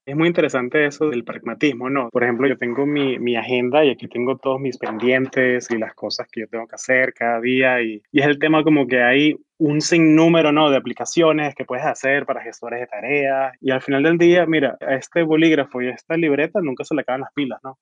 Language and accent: Spanish; Venezuela; now in San Francisco, United States; yo soy venezolano, yo hablo en castellano